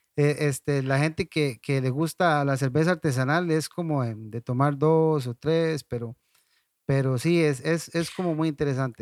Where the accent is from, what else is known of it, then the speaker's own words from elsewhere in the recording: Ciudad Quesada, Alajuela, Costa Rica; moved away as an adult; now in La Fortuna, Costa Rica; originalmente soy de Ciudad Quesada, tengo, no sé, como 18 años de estar por acá en, La Fortuna